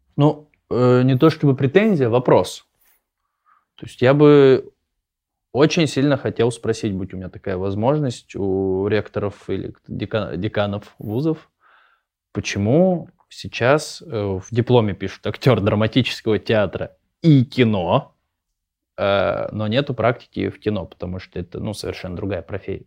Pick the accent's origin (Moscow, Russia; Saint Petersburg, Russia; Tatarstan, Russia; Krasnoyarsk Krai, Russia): Krasnoyarsk Krai, Russia; Krasnoyarsk; я из Красноярска